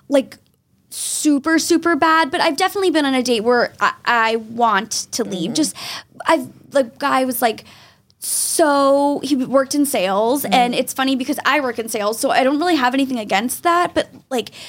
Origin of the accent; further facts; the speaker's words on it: Wilmington, Massachusetts, United States; 27. 27. Where are you from, born and raised? Uh, Wilmington, just north of the city.